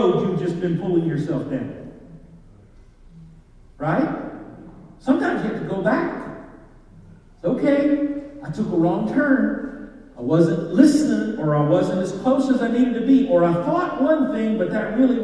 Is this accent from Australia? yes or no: no; Kentucky, United States; I'm a hillbilly from Kentucky